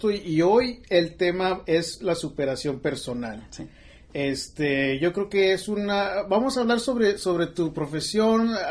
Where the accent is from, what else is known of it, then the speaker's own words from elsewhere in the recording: McAllen, Texas, United States; now in Houston, United States; Yo me crié en McAllen y me vine aquí a Houston, yo creo como en el 99, el 2000.